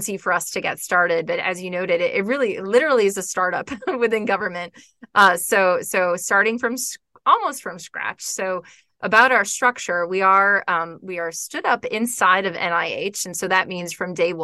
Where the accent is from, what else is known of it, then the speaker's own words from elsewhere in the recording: Florida, United States; moved away as an adult; also born or lived in Georgia; I grew up in Florida, close to the beach